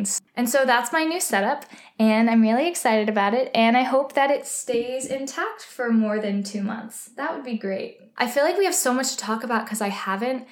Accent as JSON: {"language": "English", "region": "Texas", "country": "United States", "tie": "born or raised there", "moved": "yes", "lives_now": "New York, United States", "said": "I'm originally from Texas, so I don't really see snow all that often, or I didn't growing up, and so when I first came to New York"}